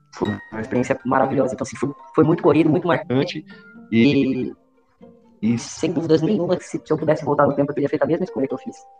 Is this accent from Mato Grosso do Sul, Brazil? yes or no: no; Lins, São Paulo, Brazil; moved away as an adult; also born or lived in Marília / Vale do Jauru, Mato Grosso; Lins, que é a minha cidade natal, interior de São Paulo.